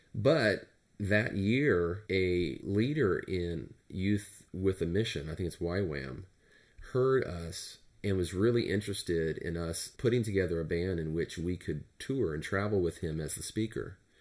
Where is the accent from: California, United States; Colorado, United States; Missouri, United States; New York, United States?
California, United States; Turlock; I grew up in Turlock, California, which is a, um, a rural community